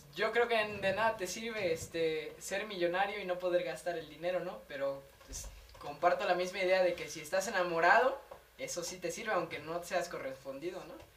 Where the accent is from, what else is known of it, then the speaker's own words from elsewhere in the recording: Mexico; las tierras que te vieron crecer, que te vieron nacer